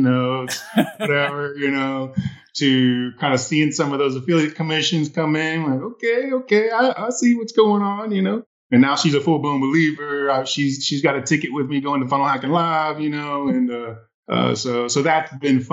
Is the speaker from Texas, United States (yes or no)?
yes; Midlothian, Texas, United States; I am from the Dallas, Texas area, a little suburb right outside of Dallas called Midlothian